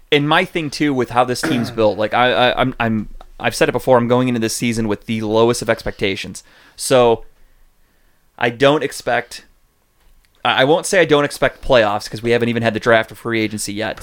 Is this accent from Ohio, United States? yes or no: yes; Cleveland, Ohio, United States; we're from Cleveland